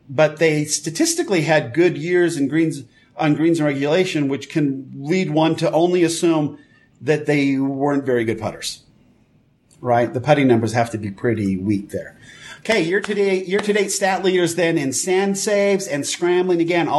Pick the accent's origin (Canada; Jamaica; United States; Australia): United States; also born or lived in Japan; as an American